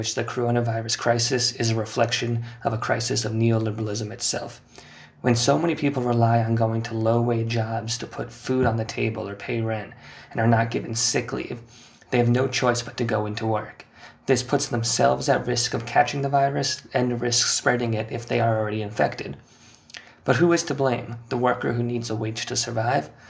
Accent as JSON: {"language": "English", "country": "United States", "moved": "yes", "lives_now": "London, United Kingdom", "said": "As an American living in London"}